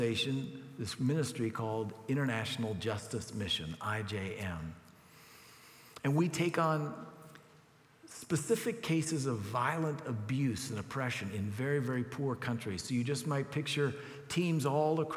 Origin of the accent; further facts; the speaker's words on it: United States; as an American